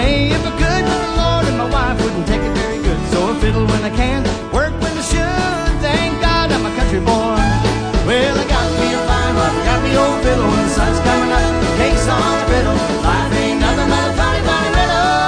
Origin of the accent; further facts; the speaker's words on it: Kirbyville, Missouri, United States; I'm from Kirbyville.